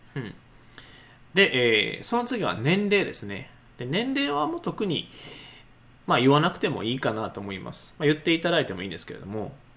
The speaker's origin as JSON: {"language": "Japanese", "region": "Nara", "country": "Japan", "tie": "born or raised there", "said": "僕であれば奈良出身"}